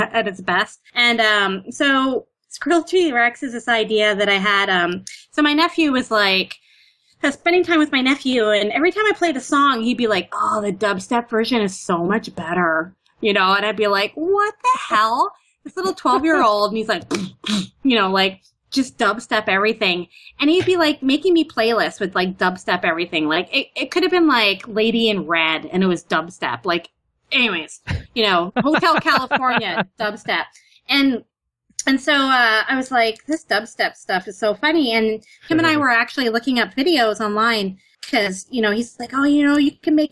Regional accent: Canada; accent: Canadian; now in New York, United States; I'm Canadian

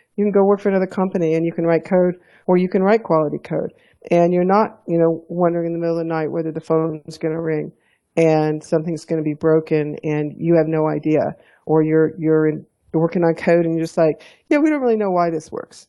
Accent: Alabama, United States; also born or lived in Texas / Houston / Fort Collins, Colorado; now in Colorado, United States; growing up in Alabama.

